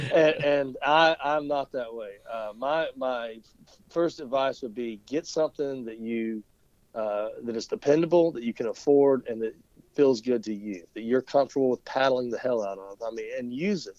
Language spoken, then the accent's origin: English; Lake Lanier, Georgia, United States; I grew up on the Chattahoochee around uh, Lake Lanier, above, below Lake Lanier. I grew up uh, paddling the Etowah